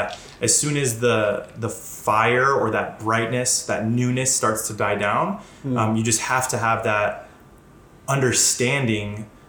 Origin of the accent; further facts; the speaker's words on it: Denver, Colorado, United States; moved away as an adult; I'm originally from Denver, been here for about almost 9 years now.